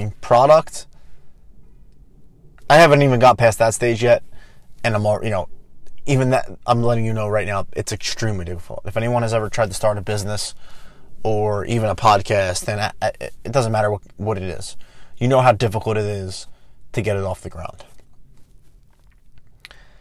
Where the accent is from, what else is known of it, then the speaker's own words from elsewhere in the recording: Philadelphia, Pennsylvania, United States; I am from Philadelphia